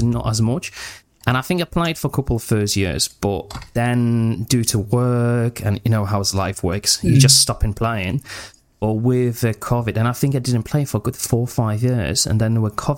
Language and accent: English; Poland; now in England, United Kingdom; I'm originally from Poland, but I moved to England, to UK, around 10 years ago